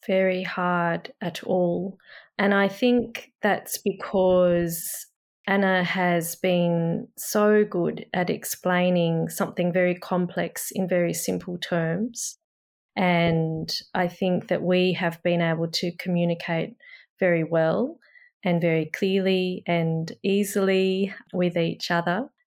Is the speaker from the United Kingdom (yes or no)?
no; Australia; I'm Australian